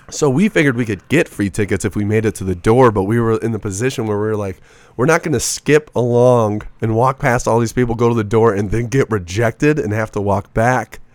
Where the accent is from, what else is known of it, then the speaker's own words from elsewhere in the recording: Racine, Wisconsin, United States; moved away as an adult; now in Phoenix, United States; born in a city called Racine, Wisconsin.